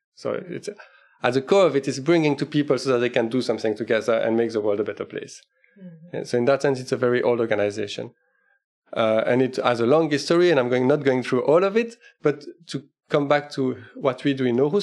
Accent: Liège, Wallonia, Belgium; moved away as an adult; now in Denmark; I'm actually originally from Belgium, uh, Liège in Belgium

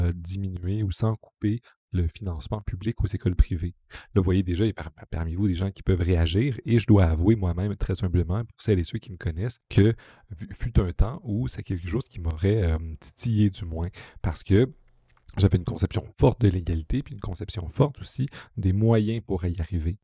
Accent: Quebec, Canada; je viens du Québec

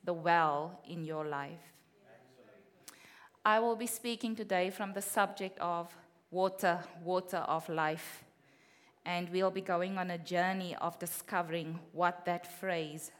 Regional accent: South Africa; moved away; we are from South Africa

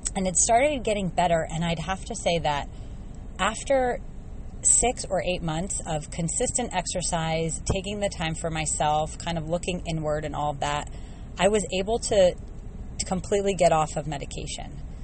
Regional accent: United States; moved away as an adult; also born or lived in China; growing up in the States

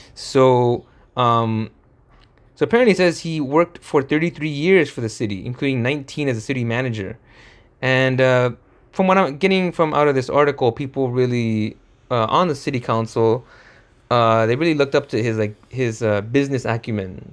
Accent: Santa Fe Springs, California, United States; we grew up in Santa Fe Springs, spent a lot of our time here

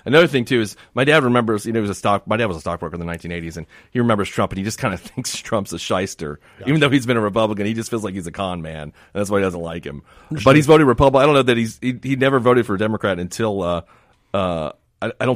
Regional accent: Miami, Florida, United States; moved away; I grew up in Miami, obviously, and it's predominantly Hispanic down there

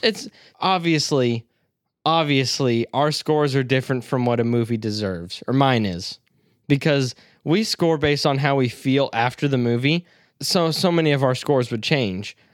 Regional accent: the South, United States; accent: southern; I'm fucking from the South

